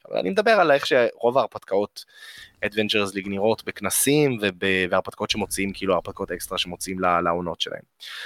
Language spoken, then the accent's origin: Hebrew; Israel; אנחנו ישראלים מתוחכמים